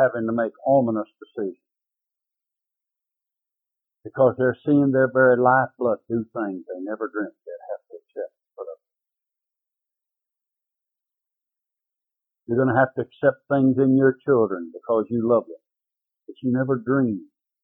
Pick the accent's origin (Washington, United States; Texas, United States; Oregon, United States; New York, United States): Texas, United States; Waco; also born or lived in Dallas, Texas; I was raised in Waco, Texas.